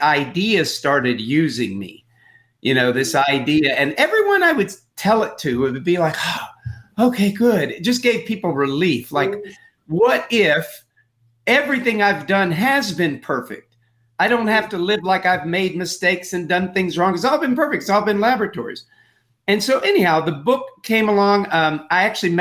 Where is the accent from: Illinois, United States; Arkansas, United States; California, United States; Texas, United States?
Texas, United States; I grew up in Texas.